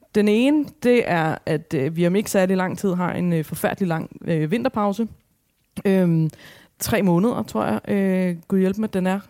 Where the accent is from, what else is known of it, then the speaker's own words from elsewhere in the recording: Albertslund, Capital Region of Denmark, Denmark; så er jeg opvokset i Alberslund